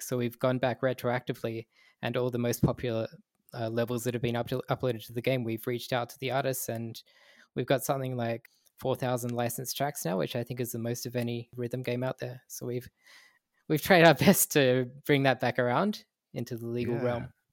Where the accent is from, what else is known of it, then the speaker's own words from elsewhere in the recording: Australia; in my childhood, I grew up in Australia